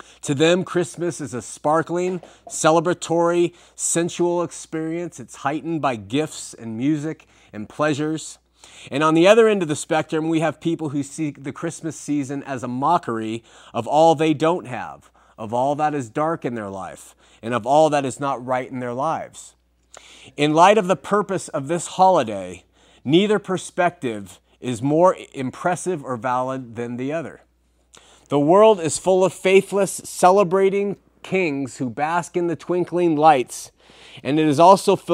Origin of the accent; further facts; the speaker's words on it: Southern California, United States; in my hometown in Southern California, my wife went to her LDS sacrament meeting